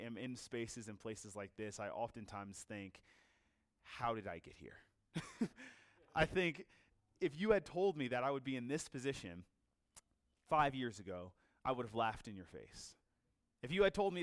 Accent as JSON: {"language": "English", "region": "Virginia", "country": "United States", "tie": "born or raised there", "said": "I'm from Virginia, so it's like half an hour from Washington, D.C. I've been there my whole life."}